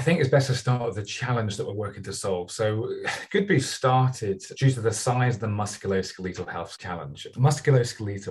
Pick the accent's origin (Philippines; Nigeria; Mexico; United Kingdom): United Kingdom; Bristol, South West England; my hometown in Bristol